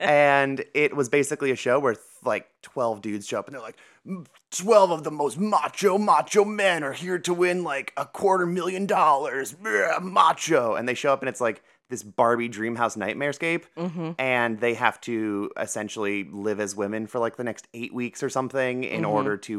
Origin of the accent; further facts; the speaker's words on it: Ohio, United States; So growing up in Ohio